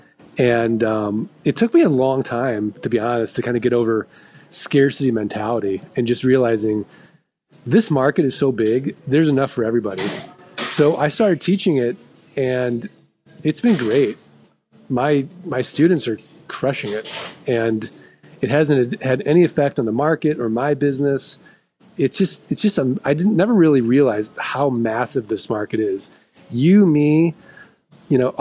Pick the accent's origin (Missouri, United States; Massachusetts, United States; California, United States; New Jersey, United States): Missouri, United States; St. Louis; I'm from St. Louis, like we're the show me state